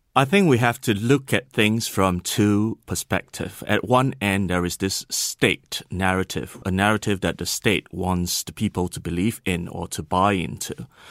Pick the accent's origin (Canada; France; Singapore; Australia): Singapore; moved away; I was from Singapore